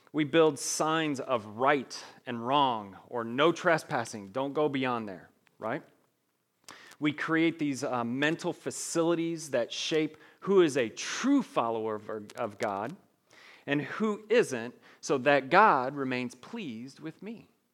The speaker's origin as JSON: {"language": "English", "town": "Evansville", "region": "Indiana", "country": "United States", "tie": "born or raised there", "accent": "twang", "moved": "yes", "said": "I grew up in Evansville, Indiana, so if I talk a little slow and I have a little twang to my voice, that's wha, that's why."}